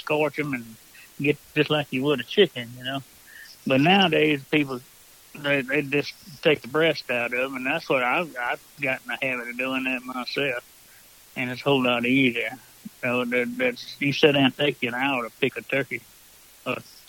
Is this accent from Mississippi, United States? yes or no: yes; Mississippi, United States; now in St. Francisville, Louisiana, United States; I was raised in Mississippi